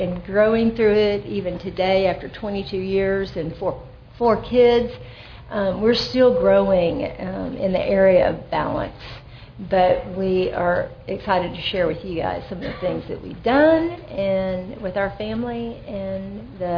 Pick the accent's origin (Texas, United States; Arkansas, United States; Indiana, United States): Texas, United States; Austin; now in Plano, United States; I'm originally from Austin, Texas